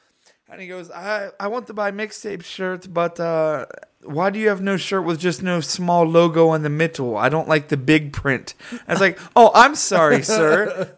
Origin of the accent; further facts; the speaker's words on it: Ohio, United States; I'm sorry, I don't speak French. I'm from Ohio.